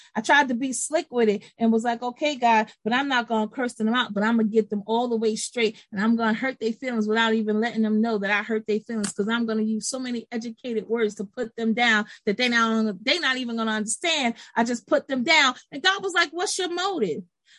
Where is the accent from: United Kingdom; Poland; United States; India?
United States; Brooklyn, New York; Miss Aisha don't get mad, but I'm from Brooklyn. You know how we do.